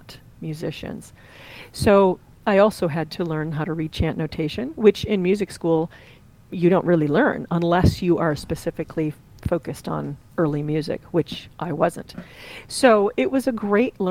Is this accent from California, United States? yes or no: no; Central New York, United States; now in Cincinnati, United States; I live in Cincinnati, Ohio, although I am a transplant from Central New York.